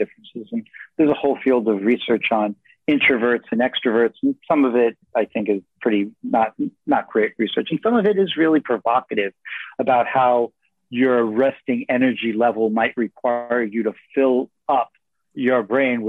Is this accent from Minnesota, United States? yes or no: no; New York City, New York, United States; now in San Francisco, United States; I live right in the heart of San Francisco. I grew up in New York City